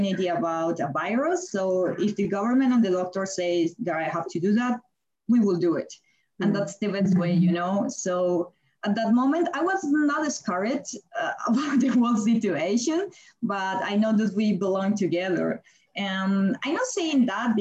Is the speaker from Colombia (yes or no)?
yes; Colombia; moved away as an adult; also born or lived in Germany; now in Beijing, China; I'm from Colombia and I stayed in Germany